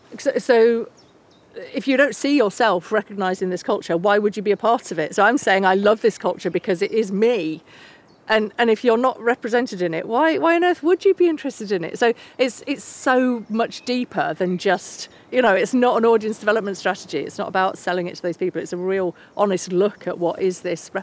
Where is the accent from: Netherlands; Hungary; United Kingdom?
United Kingdom; England; But it's so hard to be proud of where you're from, especially with England and the whole colonialist narratives around it.